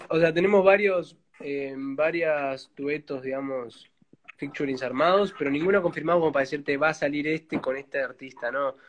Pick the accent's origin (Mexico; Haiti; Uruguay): Uruguay; yo soy uruguayo